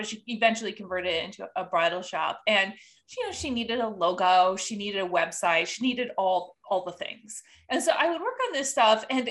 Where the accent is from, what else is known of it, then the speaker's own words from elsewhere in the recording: Upper Peninsula of Michigan, United States; I grew up in the Upper Peninsula of Michigan in a small village